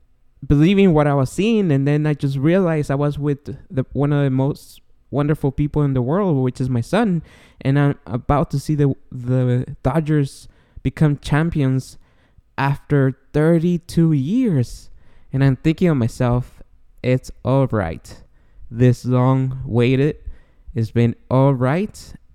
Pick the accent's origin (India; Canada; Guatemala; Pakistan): Guatemala; now in United States; I don't know if you guys know, but I'm an immigrant. I came from Guatemala in 1999, and it took me 17 long years to become a citizen of the United States.